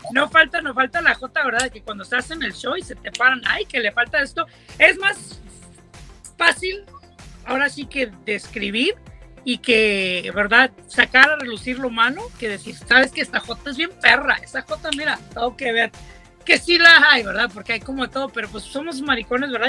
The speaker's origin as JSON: {"language": "Spanish", "region": "Coahuila", "country": "Mexico", "said": "yo soy de Coahuila, ¿verdad? Y no vengo de una ciudad grande, vengo de un, es un pueblo pequeño"}